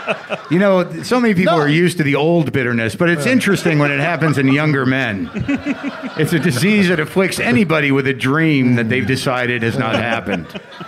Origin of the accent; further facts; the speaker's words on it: New Mexico, United States; New Mexico.